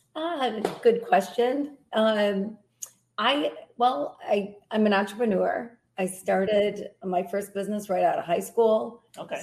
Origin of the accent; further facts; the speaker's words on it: Grand Rapids, Michigan, United States; I uh, was raised here, been been in this area my whole life.